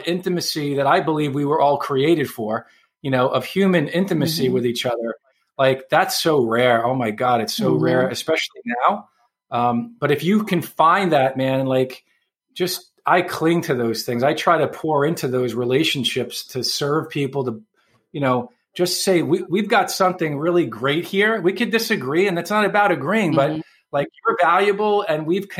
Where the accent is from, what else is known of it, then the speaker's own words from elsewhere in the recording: New York City, New York, United States; moved away; I'm from New York City originally, so I grew up around a lot of Italians